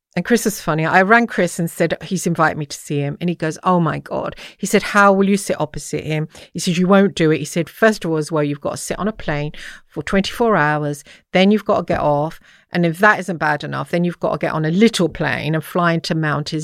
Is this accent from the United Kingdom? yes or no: yes; England, United Kingdom; also born or lived in Dublin; I'm English